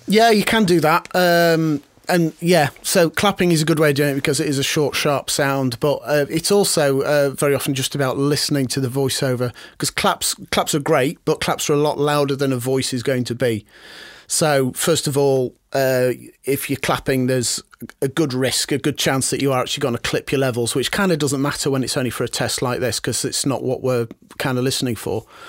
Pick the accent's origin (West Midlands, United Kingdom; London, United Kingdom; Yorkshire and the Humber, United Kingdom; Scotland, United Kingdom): Yorkshire and the Humber, United Kingdom; Harrogate; I grew up in Harrogate